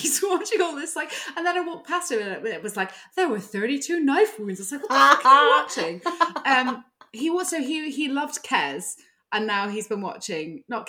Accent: England, United Kingdom; born there; I was born in England, everyone, so I really can't talk.

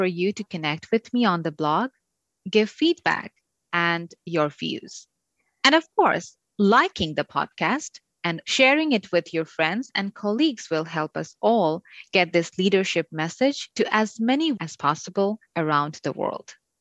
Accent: Bangladesh; moved away as an adult; now in Canada; I'm originally from Bangladesh, where I was a television newscaster and an anchor

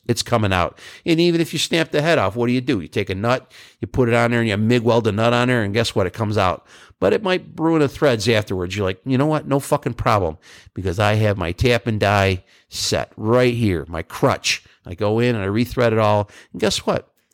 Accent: Northeast, United States; I'm from the Northeast

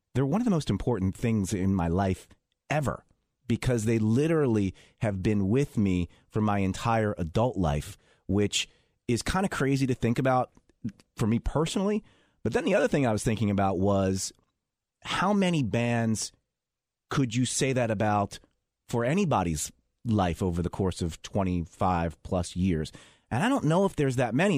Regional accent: Philadelphia, Pennsylvania, United States; moved away as an adult; now in Washington, D.C., United States; I'm from Philadelphia

